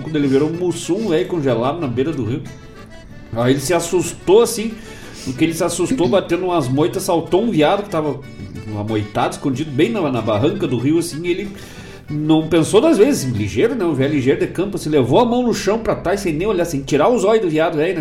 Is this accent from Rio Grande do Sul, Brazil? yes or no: yes; Bom Jesus, Rio Grande do Sul, Brazil; moved away; minha terra, lá da minha querida Bom Jesus e São José dos Ausentes